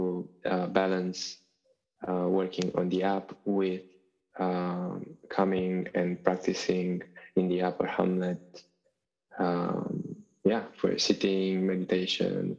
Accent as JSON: {"language": "English", "region": "Bucharest", "country": "Romania", "also_born_or_lived": "United Kingdom", "moved": "as an adult", "lives_now": "France", "said": "I'm originally from Bucharest, from Romania"}